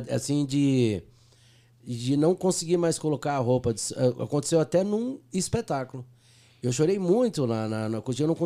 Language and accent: Portuguese; Uberaba, Minas Gerais, Brazil; Na realidade, sou mineiro.